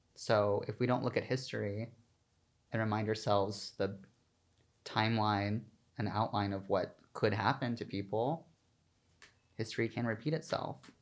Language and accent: English; the South, United States; now in New York City, United States; I'm from the South